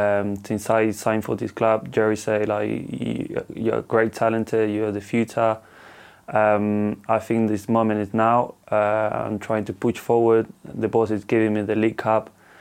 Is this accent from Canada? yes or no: no; England, United Kingdom; English is a second language; It means everything. I grew up here. I learned English in UK. I got everything in UK.